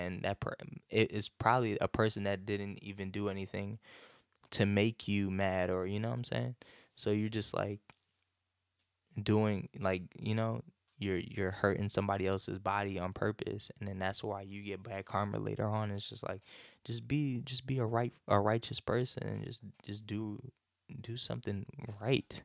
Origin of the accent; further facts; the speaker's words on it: North Carolina, United States; growing up in North Carolina